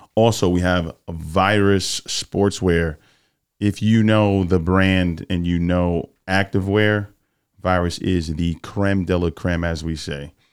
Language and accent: English; New York, United States; I'm a New York guy.